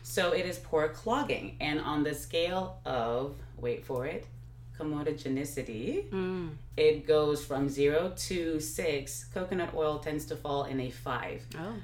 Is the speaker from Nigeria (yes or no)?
yes; Nigeria; now in Texas, United States; my background is Nigeria, uh, Nigerian, and I grew up in Nigeria